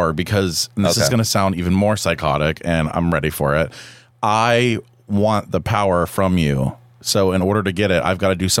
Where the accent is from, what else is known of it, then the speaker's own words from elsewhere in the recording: Woodstock, Georgia, United States; I grew up in Woodstock, Georgia.